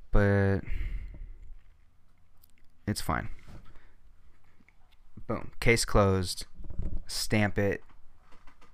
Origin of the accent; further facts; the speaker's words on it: Littlerock area, Washington, United States; also born or lived in Lacey, Washington; I moved in fourth grade and then moved into the house in, like, Little Rock area